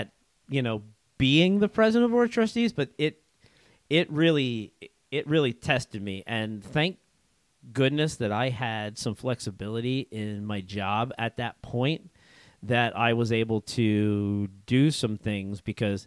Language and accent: English; Central Pennsylvania, United States; I was born and raised here in Central PA